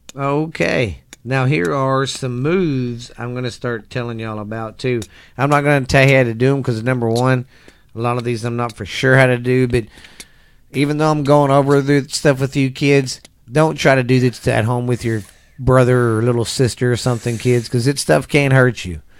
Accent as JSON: {"language": "English", "region": "Texas", "country": "United States", "tie": "born or raised there", "said": "I grew up in the South in Texas down here"}